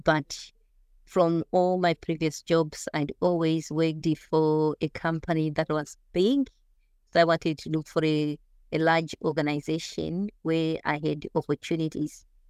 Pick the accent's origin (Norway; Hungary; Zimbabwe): Zimbabwe; moved away as an adult; also born or lived in New Zealand; now in Australia; growing up in Zimbabwe and the coming from the rural area, there weren't that many opportunities